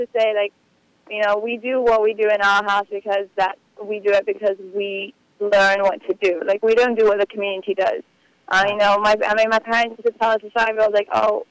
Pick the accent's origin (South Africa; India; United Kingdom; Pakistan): United Kingdom; Glasgow, Scotland; moved away as an adult; now in Borough Park, Brooklyn, United States; I didn't grow up in America. I grew up in Scotland